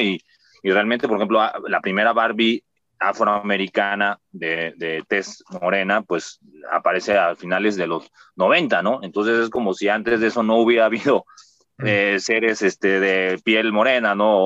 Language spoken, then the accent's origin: Spanish; Mexico City, Mexico; nací aquí en el Hospital de México, aquí justamente en, en Viaducto